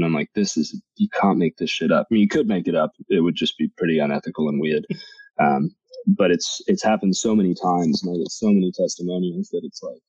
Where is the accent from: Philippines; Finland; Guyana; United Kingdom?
United Kingdom; England; now in Boise, United States; I'm English. I've had Jags my whole life. And then we decided we were moving to Boise.